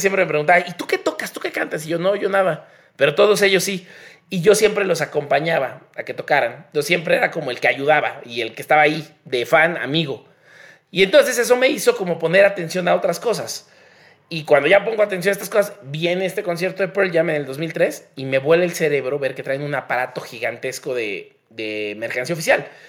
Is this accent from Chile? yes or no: no; Mexico